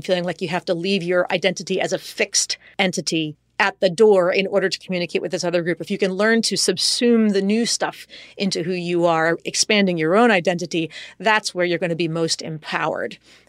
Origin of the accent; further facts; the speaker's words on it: United States; first language en; I mean, English is my first language, Spanish is my second, which is not nearly as good as my English, but still, all things considered, fluent.